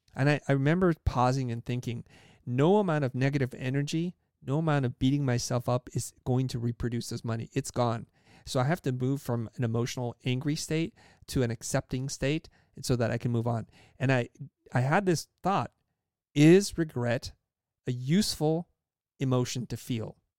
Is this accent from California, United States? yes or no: yes; California, United States; English is a second language; also born or lived in Saigon, Vietnam; I was born in Saigon, Vietnam, came to the United States, and grew up in a, in a place and space in California